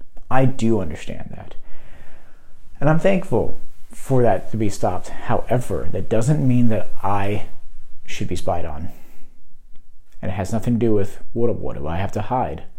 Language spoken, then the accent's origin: English; United States; label me as an American and label my viewpoints as American